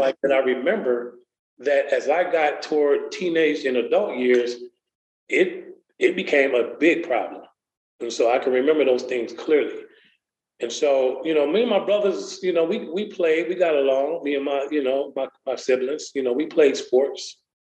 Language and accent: English; Waukegan, Illinois, United States; now in Lexington, United States; I grew up in Waukegan, Illinois, not too far from Chicago